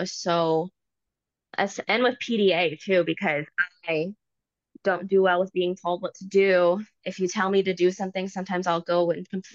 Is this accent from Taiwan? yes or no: no; Virginia, United States; My family is Puerto Rican, but I was born in Virginia. So it's like where Washington, D.C. is. That's where I am